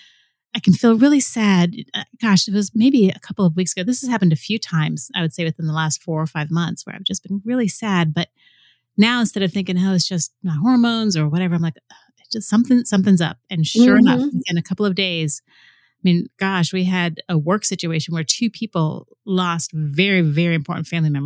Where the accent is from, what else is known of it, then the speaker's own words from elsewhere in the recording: Florida, United States; moved away; I'm originally from Florida